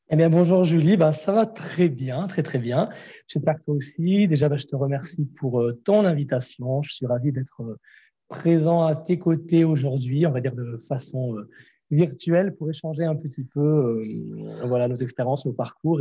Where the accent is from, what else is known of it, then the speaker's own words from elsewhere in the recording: Grenoble, Auvergne-Rhône-Alpes, France; moved away as an adult; also born or lived in Toulouse; je suis parti de Grenoble, je suis arrivé sur Toulouse euh, pour faire ces études-là